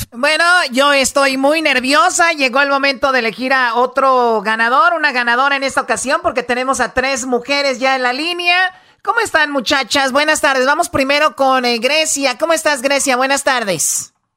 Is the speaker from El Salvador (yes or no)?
no; Tepatitlán, Jalisco, Mexico; yo soy de Tepatitlán